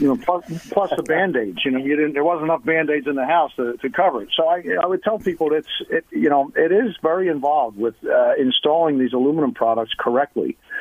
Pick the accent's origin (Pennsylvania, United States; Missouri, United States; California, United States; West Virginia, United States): Pennsylvania, United States; Philadelphia; now in Tampa Bay, United States; I'm from the Northeast, the, the Philadelphia area